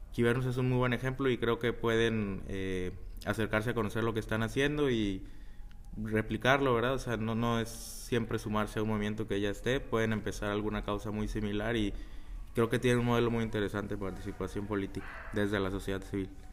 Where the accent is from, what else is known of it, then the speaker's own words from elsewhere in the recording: Ciudad Victoria, Tamaulipas, Mexico; moved away as an adult; now in Chicago, United States; soy orgullosamente tamaulipeco y orgullosamente victorense. Eh, ahí he vivido la mayoría de mi vida